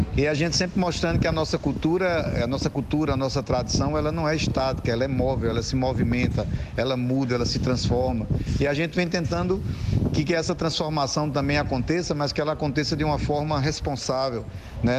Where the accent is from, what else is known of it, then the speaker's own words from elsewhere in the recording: Juazeiro, Bahia, Brazil; also born or lived in Salgueiro, Pernambuco; eu nasci em Salgueiro, Pernambuco. Me criei em Juazeiro da Bahia, porque é onde eu cheguei com dois anos de idade